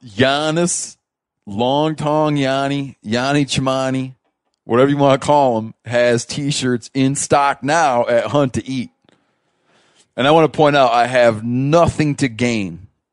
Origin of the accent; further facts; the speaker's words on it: Michigan, United States; moved away; I grew up in Michigan, right? We moved out west